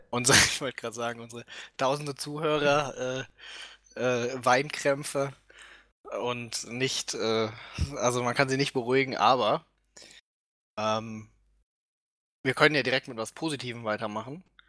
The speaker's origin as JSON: {"language": "German", "country": "Germany"}